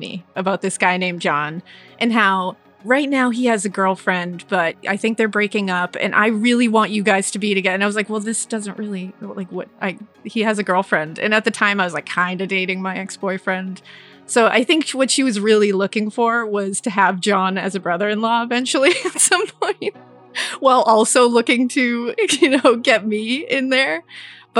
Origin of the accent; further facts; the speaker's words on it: Easton, Massachusetts, United States; I'm from Easton, which is a town in Massachusetts, probably 20 minutes outside of Boston.